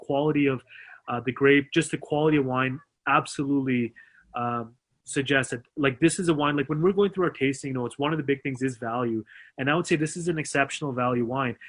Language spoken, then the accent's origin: English; Canada; I love being Canadian. I'm Mr. Canada